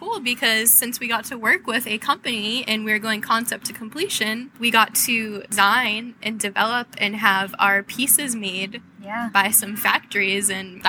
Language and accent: English; East Coast, United States; now in New York, United States; I'm from the East Coast.